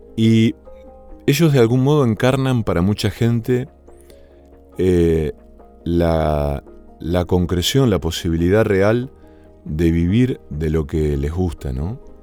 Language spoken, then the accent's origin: Spanish; Villa Cañas, Santa Fe, Argentina; moved away; also born or lived in Rosario; mi pueblo natal, que se llama Villa Cañas